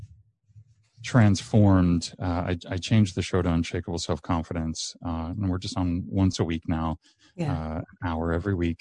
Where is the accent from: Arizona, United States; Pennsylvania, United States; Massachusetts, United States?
Arizona, United States; Mesa; I grew up in Mesa